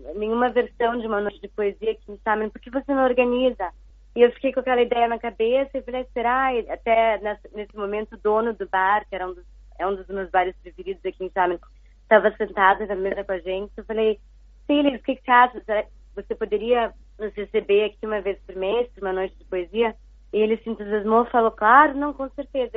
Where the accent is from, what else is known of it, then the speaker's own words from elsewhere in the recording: Curitiba, Paraná, Brazil; also born or lived in Rio de Janeiro / São Paulo / United States; now in Xiamen, China; eu sou de Curitiba, mas uh, já há muito tempo que eu não moro lá